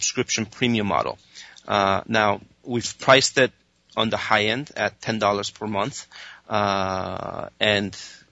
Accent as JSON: {"language": "English", "country": "Spain", "tie": "born or raised there", "moved": "yes", "lives_now": "United States", "said": "I was raised in Spain, and you know, my parents still live there. I moved there when I was 2 years old"}